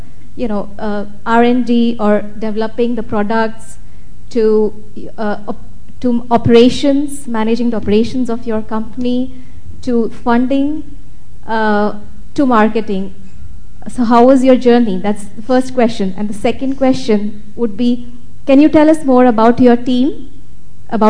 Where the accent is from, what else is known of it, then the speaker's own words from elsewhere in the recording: India; I'm from India